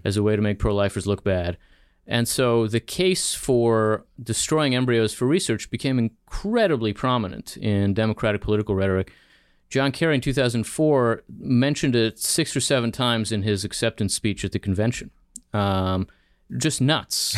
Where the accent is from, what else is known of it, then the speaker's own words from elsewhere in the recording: Philadelphia, Pennsylvania, United States; also born or lived in Israel / New Jersey; now in Washington, D.C., United States; So I grew up here, uh, in Philadelphia and then in New Jersey